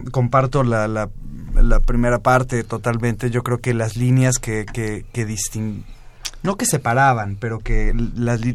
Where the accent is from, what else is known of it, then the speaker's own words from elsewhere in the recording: La Plata, Buenos Aires Province, Argentina; born there; also born or lived in Mexico; en la ciudad de La Plata, que en realidad mm. está muy cerca y que había sido muy golpeada también, ¿no?